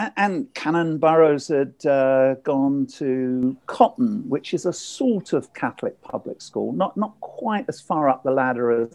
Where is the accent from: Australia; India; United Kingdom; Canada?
United Kingdom; Ipswich, East of England; my hometown, Ipswich